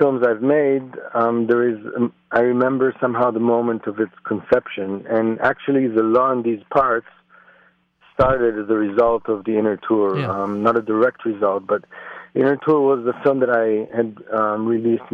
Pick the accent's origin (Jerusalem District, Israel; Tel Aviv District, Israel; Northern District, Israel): Jerusalem District, Israel; Jerusalem; I'm Israeli born. I was born and raised in Jerusalem, the city where I'm back here today. I live here.